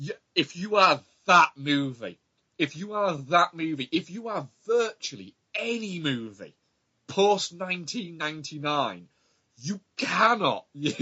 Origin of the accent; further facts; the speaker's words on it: Auckland, New Zealand; I'm from Auckland.